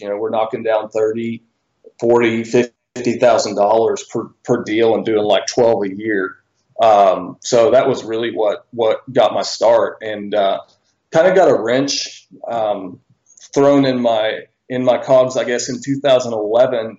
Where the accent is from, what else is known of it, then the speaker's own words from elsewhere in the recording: Bentonville, Arkansas, United States; I'm from Bentonville, Arkansas. I was born and raised here originally